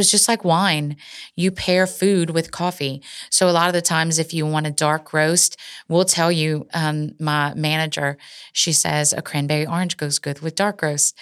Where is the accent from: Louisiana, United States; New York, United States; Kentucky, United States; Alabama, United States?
Louisiana, United States; Cecilia; my hometown, Cecilia